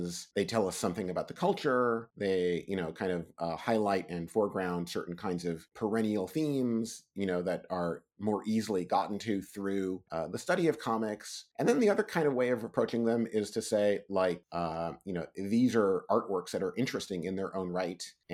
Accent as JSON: {"language": "English", "region": "New York", "country": "United States", "tie": "born or raised there", "said": "I grew up in New York"}